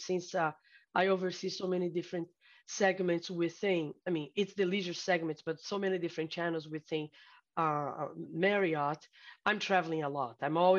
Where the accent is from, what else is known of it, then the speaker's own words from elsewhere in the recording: São Paulo, Brazil; also born or lived in Miami, United States; now in Marco Island, United States; No, I am originally from Brazil. So I'm originally from a city called São Paulo.